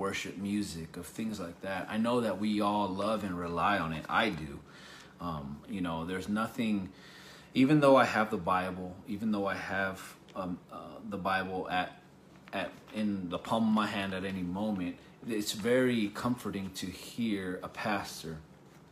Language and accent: English; United States; we're from the United States